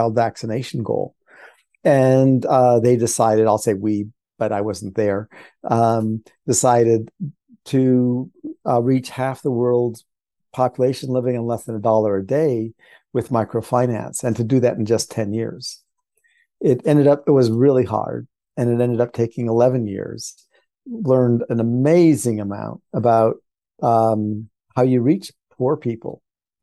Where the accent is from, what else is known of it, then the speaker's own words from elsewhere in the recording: Washington, District of Columbia, United States; moved away as an adult; I was raised in Washington, D.C.